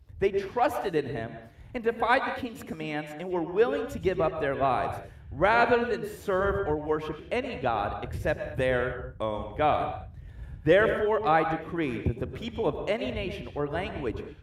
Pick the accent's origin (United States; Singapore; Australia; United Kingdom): United States; I'm American